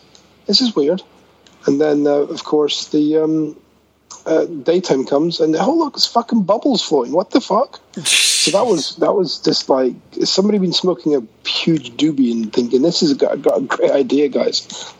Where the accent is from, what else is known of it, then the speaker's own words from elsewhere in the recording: Scotland, United Kingdom; I'm Scottish